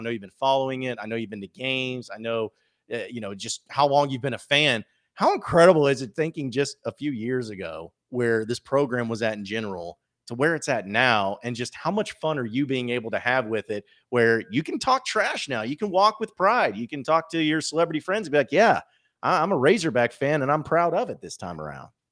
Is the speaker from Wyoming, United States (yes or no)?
no; Fayetteville, Arkansas, United States; I grew up in Fayetteville